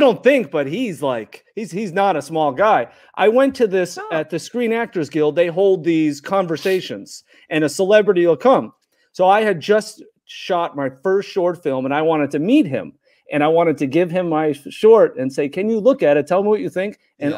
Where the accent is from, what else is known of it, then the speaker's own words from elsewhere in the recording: Chicago, Illinois, United States; I grew up in Chicago